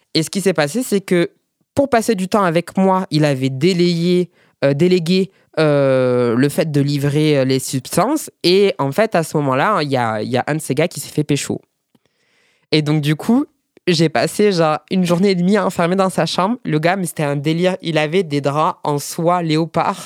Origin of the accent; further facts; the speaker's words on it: Perpignan, Occitania, France; je suis, de Perpignan